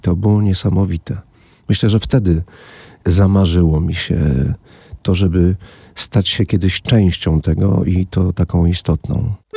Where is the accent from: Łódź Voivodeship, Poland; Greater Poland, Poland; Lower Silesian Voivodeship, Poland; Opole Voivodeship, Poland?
Lower Silesian Voivodeship, Poland; Wałbrzych; also born or lived in Wrocław; z Wałbrzycha